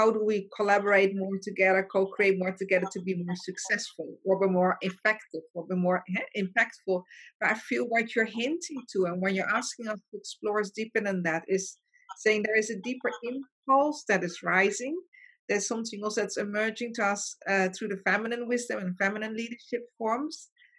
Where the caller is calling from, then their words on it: Mauritius; I'm phoning from Mauritius. That's a very small island.